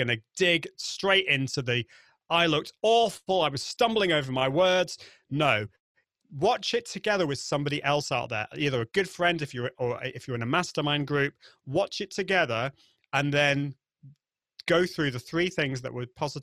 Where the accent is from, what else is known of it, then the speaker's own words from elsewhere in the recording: United Kingdom; accent: British; my British accent